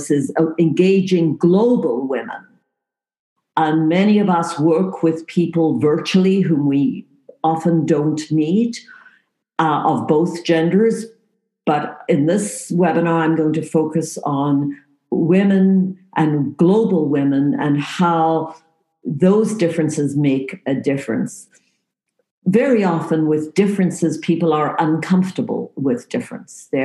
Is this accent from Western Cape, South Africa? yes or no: yes; Cape Town, Western Cape, South Africa; moved away as an adult; also born or lived in England; now in Canada; I was actually born in the tip of Africa. So you see there, Cape Town, South Africa.